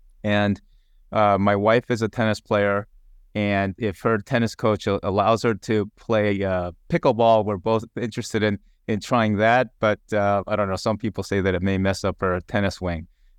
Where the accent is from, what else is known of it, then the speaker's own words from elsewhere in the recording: Long Island, New York, United States; I grew up in Long Island, so lacrosse was big, so I dabbled in lacrosse.